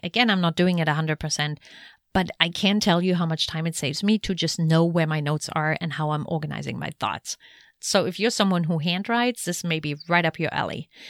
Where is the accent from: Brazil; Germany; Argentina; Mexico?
Germany; moved away; Germany, my home country